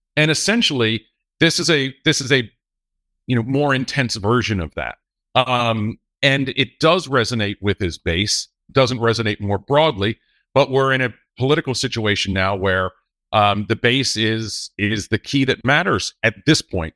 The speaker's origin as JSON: {"language": "English", "region": "North Carolina", "country": "United States", "said": "North Carolina, my home state"}